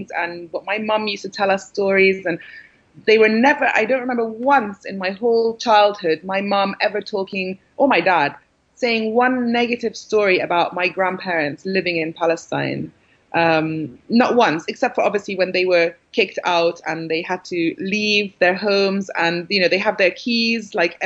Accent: London, United Kingdom; also born or lived in Syria; I'm British. And I live in England, and I've lived in London all my life

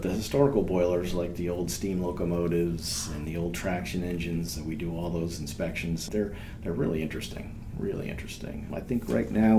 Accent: Vermont, United States; moved away as an adult; now in North Carolina, United States; I'm from Vermont originally

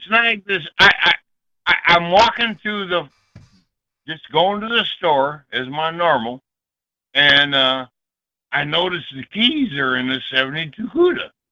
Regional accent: Ypsilanti, Michigan, United States; I grew up in Ips- Ypsilanti.

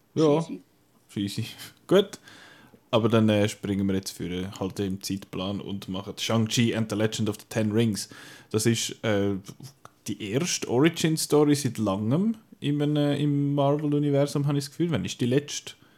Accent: Switzerland; bei uns in der Schweiz

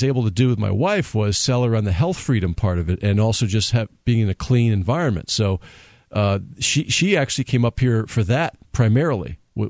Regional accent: Connecticut, United States; moved away as an adult; also born or lived in Florida; now in New Hampshire, United States; I'm from Connecticut, and mm-hmm. we had lived in Connecticut for a while.

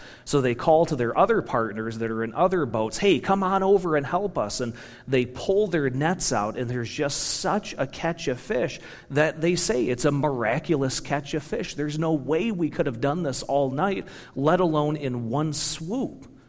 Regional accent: Michigan, United States; moved away as an adult; also born or lived in Kentucky; now in Wisconsin, United States; born and raised in Michigan

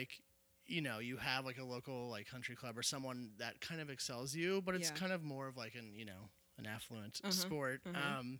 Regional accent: Cincinnati, Ohio, United States; From Cincinnati. I grew up in Anderson Township.

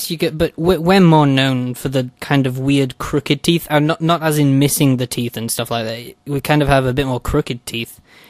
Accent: United Kingdom; even though I'm British.

